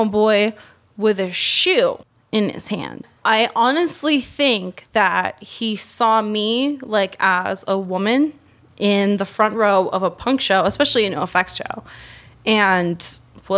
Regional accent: New England, United States; I'm from New England. From New England.

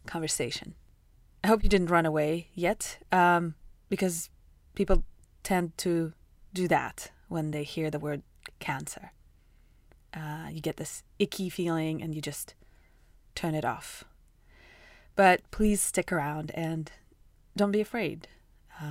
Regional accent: Russia; now in United States; I'm from Russia

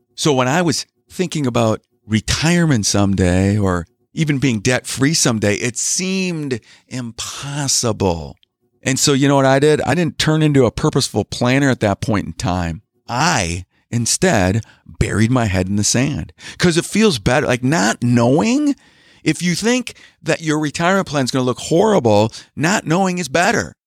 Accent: Wisconsin, United States; I'm from Wisconsin. I live in Wisconsin.

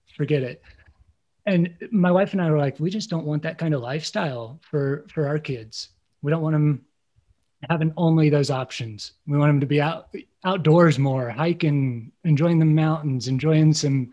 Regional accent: Midwest, Indiana, United States; moved away; I grew up in the Midwest, you know, proud Hoosier

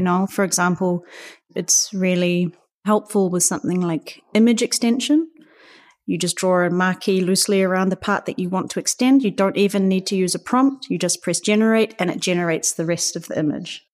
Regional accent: Auckland, New Zealand; moved away as an adult; now in Berlin, Germany; I'm from Aotearoa, New Zealand

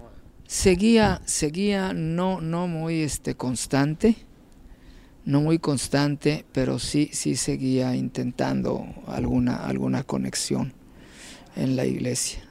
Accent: Unión de Tula, Jalisco, Mexico; moved away as an adult; also born or lived in El Grullo, Jalisco / Autlán, Jalisco / Zamora, Michoacán / Guadalajara; now in New York, United States; Yo nací en un pueblito de Jalisco que se llama Unión de Tula.

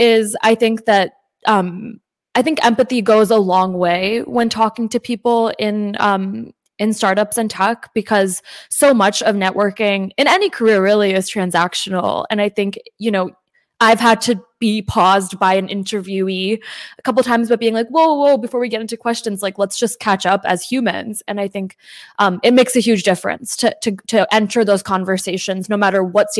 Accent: New Jersey, United States; first language English; I was born in New Jersey, and I think that obviously English is my first language

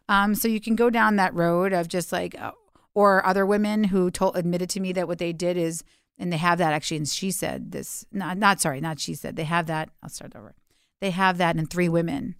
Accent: New York City, New York, United States; I was raised in Alphabet City, um, before that was a cool place to live, uh, in the early eighties

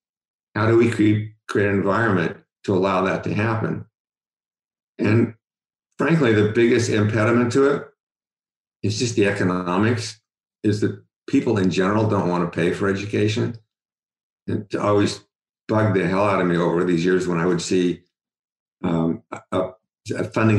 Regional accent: Cincinnati, Ohio, United States; and it's not true when I grew up in Cincinnati.

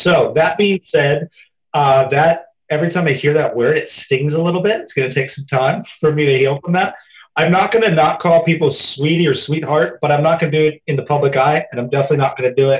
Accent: Louisville, Kentucky, United States; Down in the South, I'm from Louisville, Kentucky. That's where I was born. My mom's side of the family still lives there.

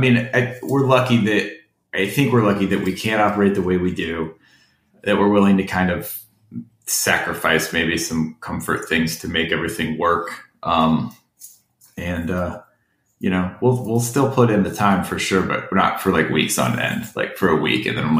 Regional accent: Florida, United States; also born or lived in Ohio; I was born in Ohio, but I've lived here since I was six. So it's like there's a little, I'm sure there's a little bit of formative weirdo in me from Ohio, but the rest of the weirdos from Florida.

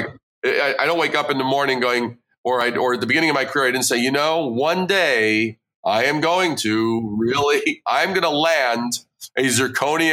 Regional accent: New York City, New York, United States; moved away as an adult; also born or lived in Brooklyn / Long Island / Manhattan; now in Midwest, United States; I born in Brooklyn, raised in Queens, then a little bit on Long Island, and then I moved to Manhattan

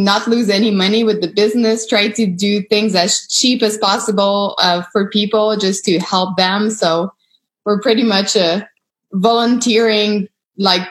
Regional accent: Canada; I'm Canadian

